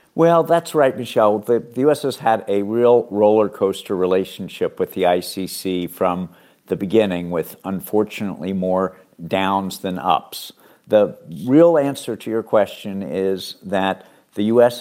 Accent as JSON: {"language": "English", "country": "United States", "said": "as an American"}